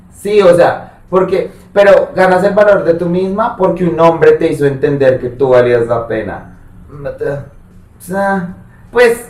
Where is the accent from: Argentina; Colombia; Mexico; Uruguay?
Colombia; yo soy de pueblo, pero pues en mi pueblo nunca pasó nada